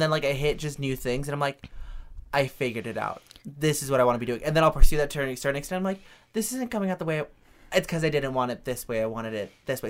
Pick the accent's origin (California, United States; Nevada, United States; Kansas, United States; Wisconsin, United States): Nevada, United States; Reno; I grew up in Reno, Nevada.